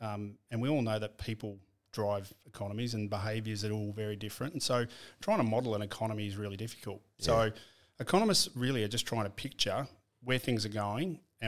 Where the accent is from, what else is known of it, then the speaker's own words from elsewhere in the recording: Shepparton, Victoria, Australia; I was born in Shepparton.